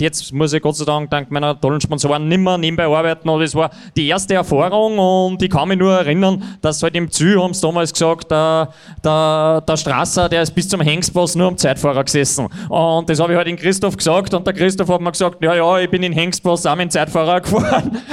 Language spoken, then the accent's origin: German; Niederneukirchen, Upper Austria, Austria; da wo ich aufgewachsen bin, in Niederneukirchen